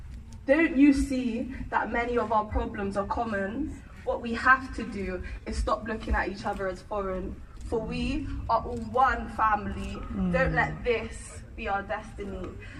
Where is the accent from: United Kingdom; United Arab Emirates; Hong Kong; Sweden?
United Kingdom; Bristol, South West England; We're from St. Paul's.